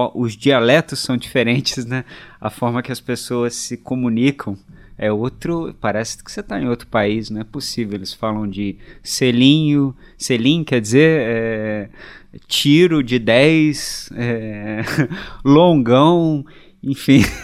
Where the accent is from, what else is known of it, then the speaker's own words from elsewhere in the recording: Resende, Rio de Janeiro, Brazil; also born or lived in Barra Mansa / Penedo; sou de Resende, nascido em Barra Mansa, mas natural de Resende